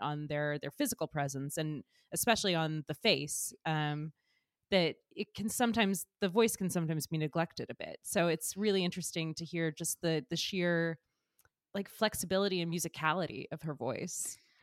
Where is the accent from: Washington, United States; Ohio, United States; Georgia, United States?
Georgia, United States; moved away as an adult; now in New York, United States; I'm from Georgia originally, but I've lived in New York for, like, all of my adult life, basically